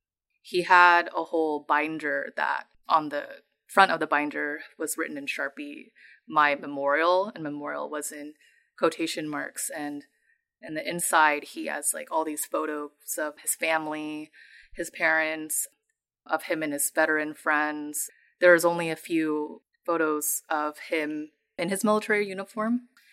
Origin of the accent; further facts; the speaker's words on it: San Jose, California, United States; I am from San Jose, California, and I am based in the Bay Area.